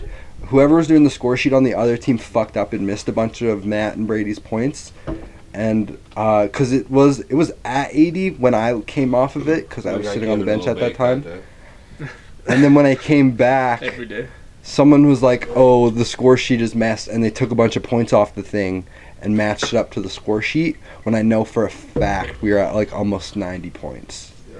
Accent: Canada; And, like, I'm Canadian.

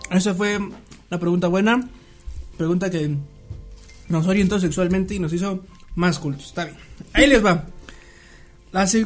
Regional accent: Mexico; esa fue mi duda como ignorante mexicano

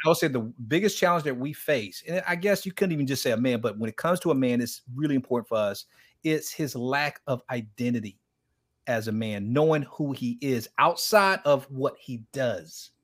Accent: Miami, Florida, United States; I grew up in Miami

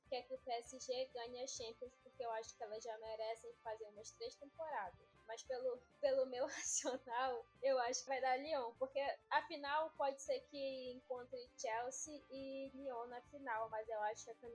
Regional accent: Pará, Brazil; eu sou do Pará

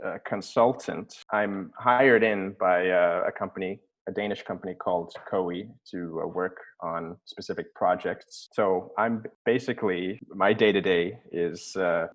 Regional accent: Annapolis, Maryland, United States; moved away; also born or lived in Mozambique / Norway; I'm born in Annapolis, Maryland in 1994.

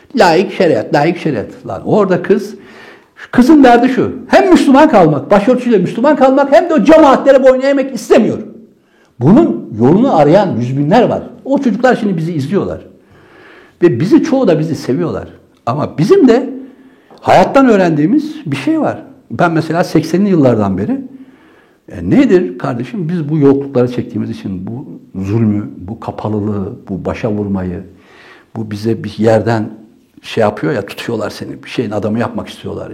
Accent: Trabzon, Turkey; now in Ankara, Turkey; Biz Trabzonluyuz.

